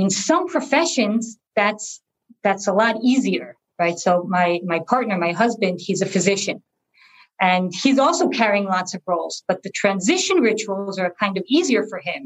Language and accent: English; New Jersey, United States; moved away as an adult; also born or lived in Boston / Los Angeles; now in Israel; I was born in Israel to Israeli parents who decided to move to a small town in New Jersey when I was only 2 years old. So I grew up in New Jersey from age 2 to age 18